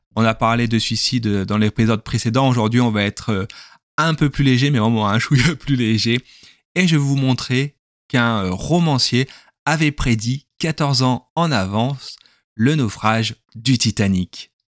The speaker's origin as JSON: {"language": "French", "region": "southern France", "country": "France", "accent": "southern (accent du sud)", "said": "je parle avec l'accent du sud"}